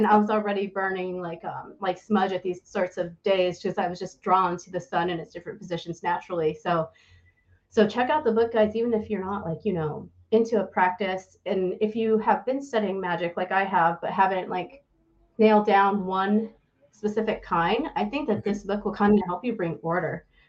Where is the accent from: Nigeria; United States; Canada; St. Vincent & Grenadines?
United States; accent: American; my American accent